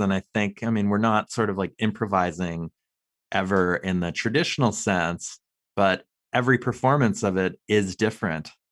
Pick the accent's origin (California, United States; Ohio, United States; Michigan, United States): California, United States; Los Angeles; I grew up in Los Angeles